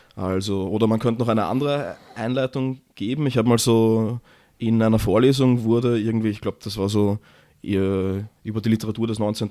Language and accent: German; Vienna, Austria; als Wiener